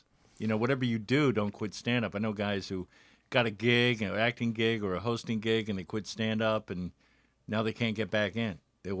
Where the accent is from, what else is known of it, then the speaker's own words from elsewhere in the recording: Miami, Florida, United States; moved away as an adult; also born or lived in St. Louis, Missouri / New York; I was born in St. Louis, but I grew up in Miami, Florida.